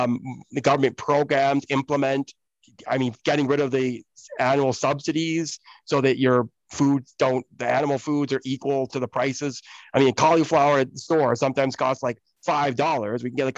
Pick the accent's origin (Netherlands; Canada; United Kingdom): United Kingdom; Oxford, South East England; born there; And so I actually was born in the UK. Like, I was born in Oxford, England, in the UK.